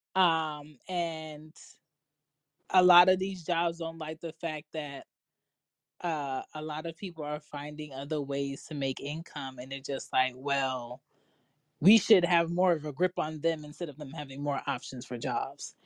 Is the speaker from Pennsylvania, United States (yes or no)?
yes; Philadelphia, Pennsylvania, United States; my house that I grew up in in Philly